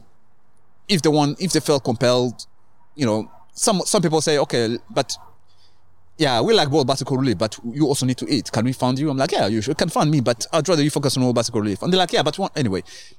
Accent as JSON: {"language": "English", "country": "Kenya", "tie": "born or raised there", "also_born_or_lived": "Rwanda", "lives_now": "Canada", "said": "I was born in Rwanda, grew up in Kenya, grew up in..."}